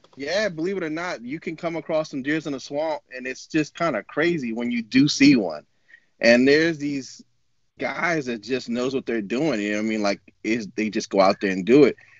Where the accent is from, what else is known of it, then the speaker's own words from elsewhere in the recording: New Orleans, Louisiana, United States; first language English; moved away as an adult; now in Oregon, United States; I was born and raised in New Orleans, Louisiana